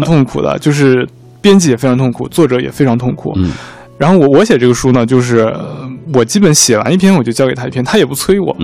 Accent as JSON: {"language": "Chinese", "town": "Tacheng", "region": "Xinjiang", "country": "China", "tie": "born or raised there", "moved": "yes", "said": "我的家乡是就是新疆塔城"}